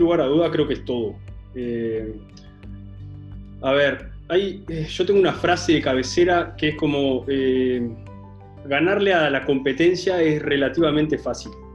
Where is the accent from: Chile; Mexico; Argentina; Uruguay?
Uruguay; acá en Uruguay